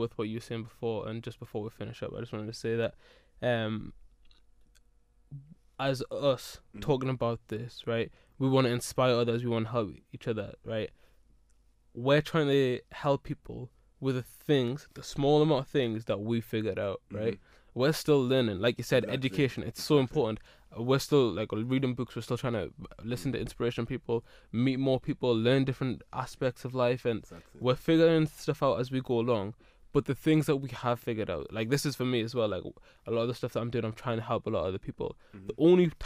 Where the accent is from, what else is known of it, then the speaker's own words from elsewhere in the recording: South Shields, North East England, United Kingdom; I'm from South Shields, so I'm not a proper Geordie. Mm-hmm. Right? I'm technically a Sandancer